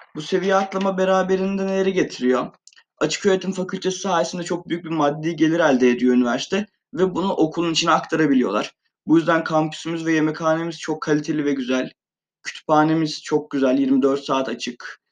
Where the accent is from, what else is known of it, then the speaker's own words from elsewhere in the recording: Van, Turkey; moved away as an adult; now in Eskişehir, Turkey; Van'da doğumluyum. 18 yıl boyunca Van'da yaşadım.